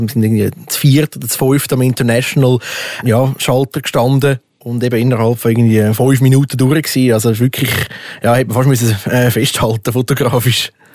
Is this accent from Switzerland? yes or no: yes; Switzerland; bei uns in der Schweiz